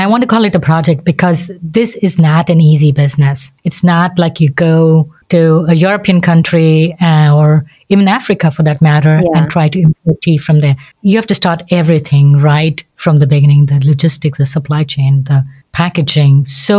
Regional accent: South India, India; I think I grew up in the South, so we have a completely different Indian experience.

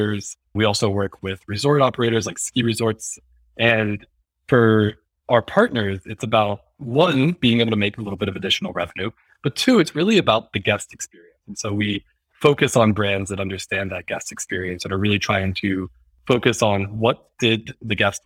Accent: rural place between Lancaster, and Philadelphia, Pennsylvania, United States; moved away as an adult; also born or lived in New York; I'm from a pretty rural place between Lancaster, Pennsylvania, and Philadelphia

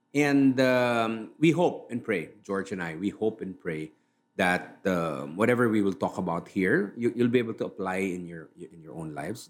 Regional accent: Manila, Metro Manila, Philippines; I'm from Manila

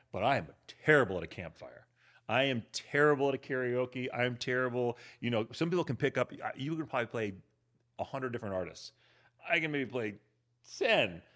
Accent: Berkeley, California, United States; moved away as an adult; also born or lived in Europe; now in Los Angeles, United States; grew up in Berkeley, went to Cal

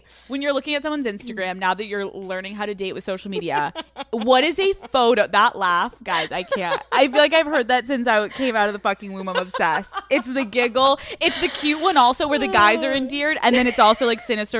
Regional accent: Northeast, United States; I'm so from the Northeast.

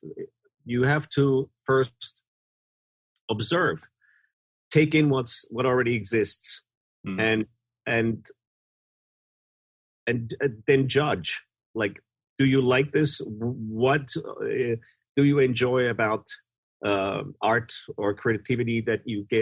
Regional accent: Vienna, Austria; I'm from Vienna, Austria, so there's a really massive classical music history and scene there

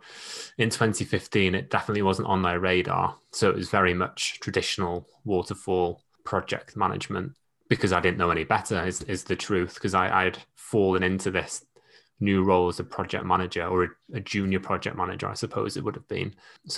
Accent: Wales, United Kingdom; So I grew up in North Wales, get called a Scouser or a Manc at least once a week. I joined the Navy at 17.

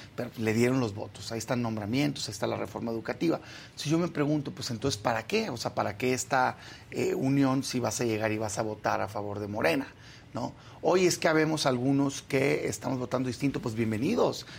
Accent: Sonora, Mexico; now in Mexico City, Mexico; yo, soy de Sonora, pero ya vivo, vivo acá en la Ciudad de México

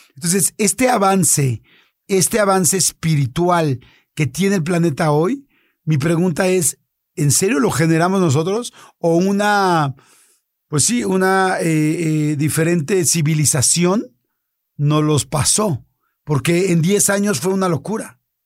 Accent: Mexico; Norteamérica, que somos los mexicanos

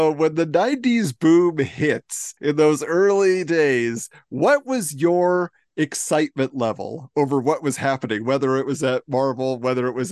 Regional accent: Orange County, California, United States; I'm from Orange County originally, and I spent a lot of time in Anaheim

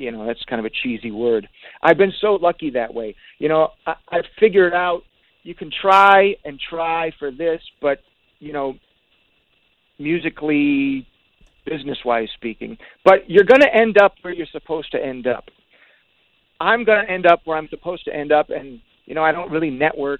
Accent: Detroit, Michigan, United States; growing up in Detroit is way different than California

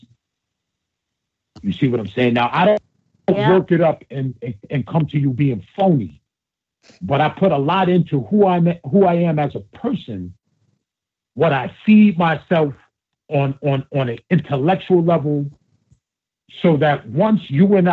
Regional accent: United States; I grew up right outside of Manhattan

